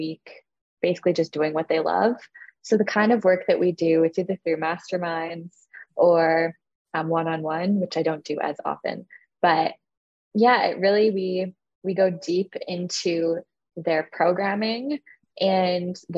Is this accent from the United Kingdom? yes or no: no; Canada; I'm Canadian